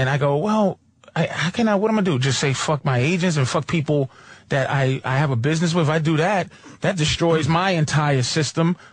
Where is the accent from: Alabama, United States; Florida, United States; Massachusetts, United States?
Massachusetts, United States; Boston; I'm from Boston